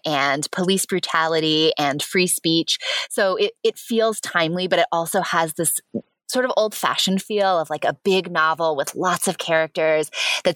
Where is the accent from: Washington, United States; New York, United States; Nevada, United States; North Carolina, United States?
Washington, United States; Spokane; I grew up in Spokane